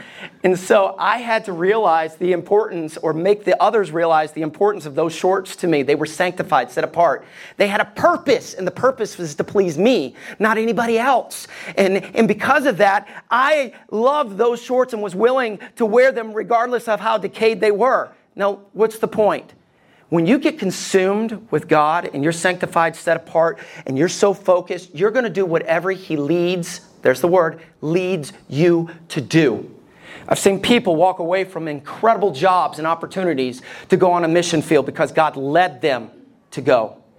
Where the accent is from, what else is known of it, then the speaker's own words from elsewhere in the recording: Alabama, United States; I grew up in Alabama. I just don't sound like it. But growing up in Alabama, we loved our guns.